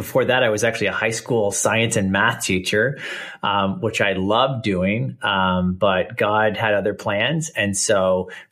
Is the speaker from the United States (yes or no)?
no; Canada; accent: Canadian; I live here in Canada, and so people might notice the accent. I'm Canadian